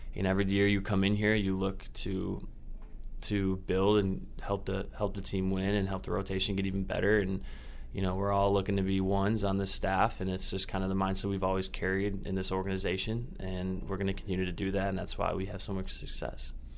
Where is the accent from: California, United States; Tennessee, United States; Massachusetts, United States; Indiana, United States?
Indiana, United States; moved away; I'm from Indiana, so the traveling is a little easier for my family